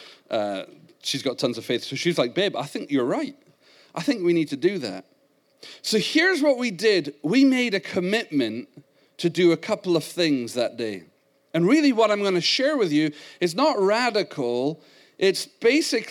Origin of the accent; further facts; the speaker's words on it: Scotland, United Kingdom; accent: Scottish; moved away; I was raised in Scotland